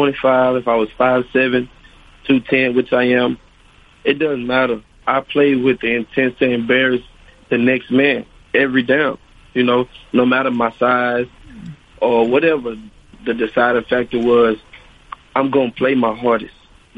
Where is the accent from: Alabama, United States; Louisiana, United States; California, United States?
Louisiana, United States; Monroe; I'm from Monroe, Louisiana, actually.